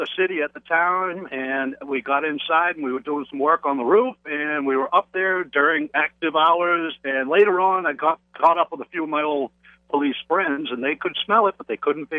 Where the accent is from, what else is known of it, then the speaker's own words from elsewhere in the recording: Massachusetts, United States; now in Lake Placid, United States; Well, I'm from Massachusetts. Back in Massachusetts, the little town I was